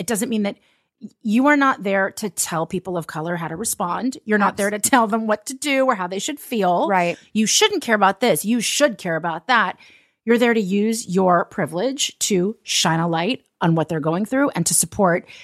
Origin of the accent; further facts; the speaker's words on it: Los Angeles, California, United States; I'm from Los Angeles